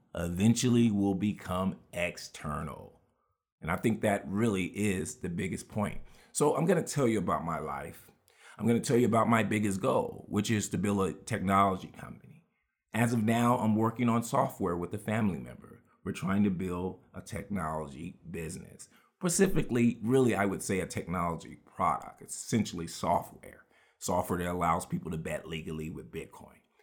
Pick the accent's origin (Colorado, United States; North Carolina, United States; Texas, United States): Texas, United States; Houston; we grew up with all of those lessons in Houston, Texas